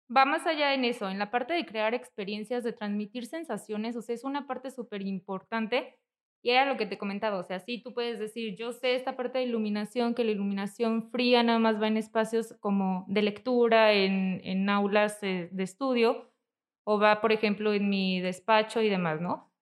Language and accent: Spanish; Zamora, Michoacán, Mexico; moved away as an adult; now in Morelia, Mexico; yo nací aquí en Morelia, pero estuvimos mucho tiempo viviendo en Zamora.